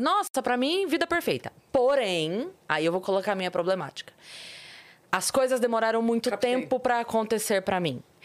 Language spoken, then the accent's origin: Portuguese; Sorocaba, São Paulo, Brazil; eu vim da periferia de Sorocaba.